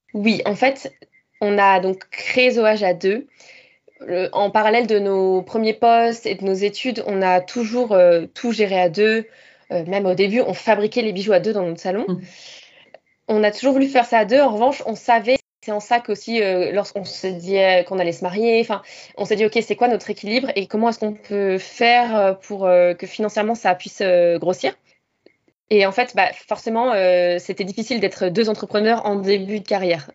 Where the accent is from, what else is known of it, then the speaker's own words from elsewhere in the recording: Rouen, Normandy, France; moved away as an adult; also born or lived in Lille / Suzhou, China / Shanghai, China / Mexico; now in Sydney, Australia; je viens de Normandie, en France, de Rouen. Et j'ai grandi là-bas jusqu'à mes 19 ans